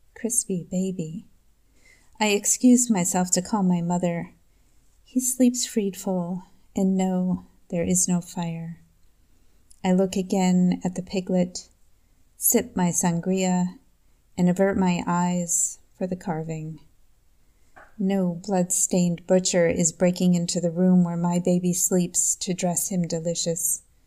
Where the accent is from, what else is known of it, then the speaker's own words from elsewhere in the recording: Eden, New York, United States; now in Liechtenstein; I am a poet from Eden, New York